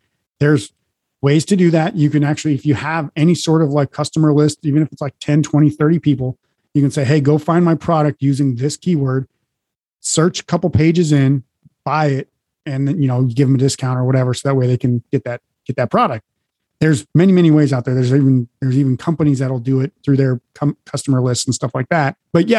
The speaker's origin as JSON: {"language": "English", "region": "Montana", "country": "United States", "tie": "born or raised there", "also_born_or_lived": "North Dakota / Oregon", "lives_now": "Las Vegas, United States", "said": "live in Las Vegas now, but I grew up in the mountain ranges in the Midwest, Montana, North Dakota, and then I grew up as well in Oregon"}